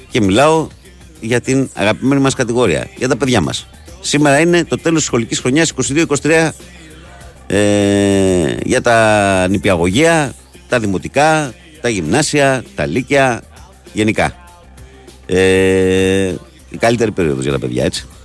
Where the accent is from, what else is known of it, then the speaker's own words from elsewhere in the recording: Greece; born there; αλλά είμαστε τυχεροί που γεννηθήκαμε στην Ελλάδα.